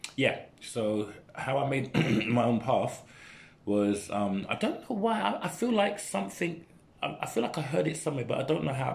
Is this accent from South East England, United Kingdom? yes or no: no; London, United Kingdom; growing up where I grew up in in in Custom House Newham.